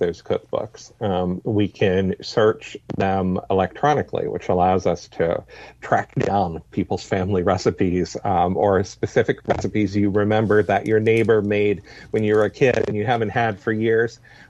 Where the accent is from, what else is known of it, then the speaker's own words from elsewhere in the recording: New Hampshire, United States; now in Mississippi, United States; I'm a northerner from New Hampshire myself originally